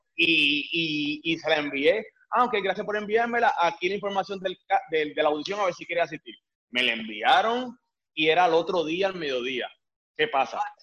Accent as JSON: {"language": "Spanish", "country": "Puerto Rico", "moved": "as an adult", "lives_now": "Miami, United States", "said": "yo soy de Puerto Rico"}